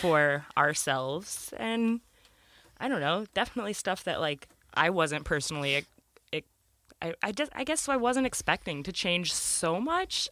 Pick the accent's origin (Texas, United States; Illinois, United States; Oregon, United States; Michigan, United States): Michigan, United States; we're from Michigan, snow is a pretty normal thing.